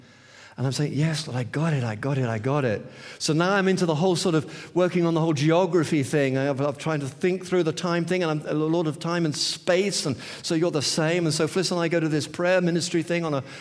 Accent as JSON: {"language": "English", "town": "St Albans", "region": "East of England", "country": "United Kingdom", "said": "St. Albans, it's just a city just north of..."}